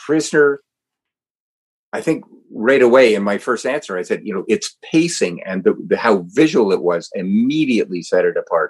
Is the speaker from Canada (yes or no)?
yes; Canada; I'm a Canadian